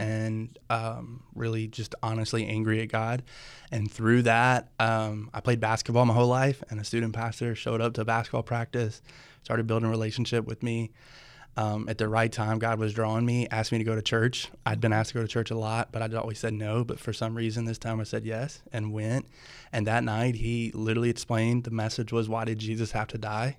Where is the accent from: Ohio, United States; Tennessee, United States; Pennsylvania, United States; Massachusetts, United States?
Tennessee, United States; also born or lived in Louisville; now in Nashville, United States; I grew up in Tennessee, so always heard of Cross Point, you know, being Nashville